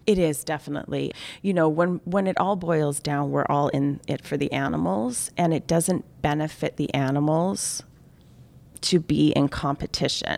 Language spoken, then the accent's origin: English; Canada; I'm Canadian